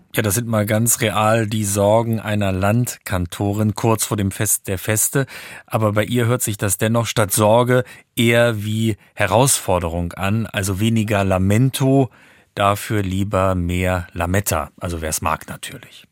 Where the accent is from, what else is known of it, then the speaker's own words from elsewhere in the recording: Neuhof, Lower Saxony, Germany; Ich habe meine Kindheit und Jugend im Hildesheimer Süden verbracht, in Neuhof